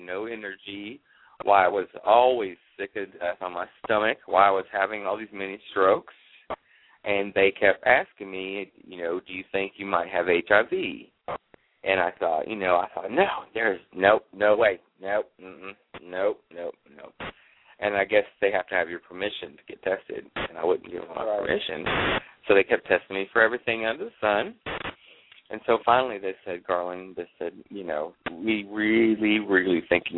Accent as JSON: {"language": "English", "town": "Jacksonville", "region": "Florida", "country": "United States", "tie": "born or raised there", "also_born_or_lived": "Atlanta, Georgia", "said": "I grew up here in Jacksonville, Florida. I lived in Atlanta for 8 years"}